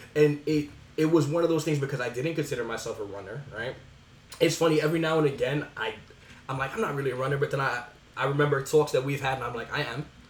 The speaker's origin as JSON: {"language": "English", "town": "New York City", "region": "New York", "country": "United States", "tie": "born or raised there", "said": "born and raised in the Bronx"}